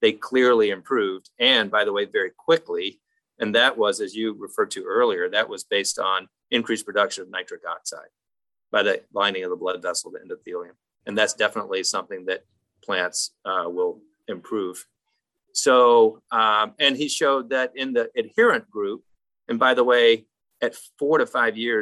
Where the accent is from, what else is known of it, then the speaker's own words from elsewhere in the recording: South Carolina, United States; moved away as an adult; also born or lived in Columbia, South Carolina; now in Western North Carolina, United States; I'm in Western North Carolina. I grew up in South Carolina